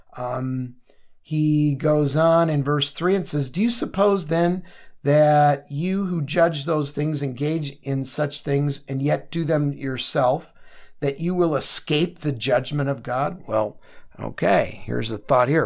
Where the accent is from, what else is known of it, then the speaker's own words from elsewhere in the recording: Chicago, Illinois, United States; I come from Chicago